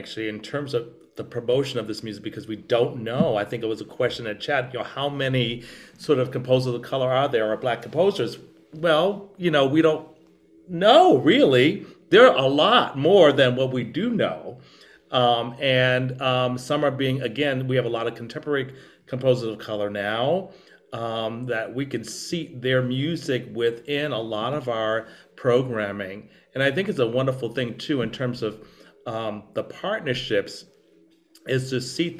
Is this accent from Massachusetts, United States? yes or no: yes; Boston, Massachusetts, United States; I grew up in Boston